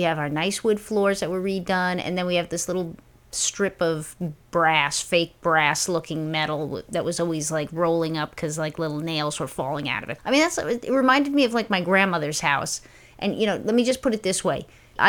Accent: New York City, New York, United States; born or raised there

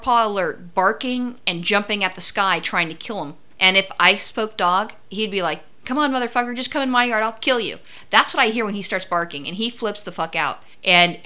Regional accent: Los Angeles, California, United States; I'm from Los Angeles.

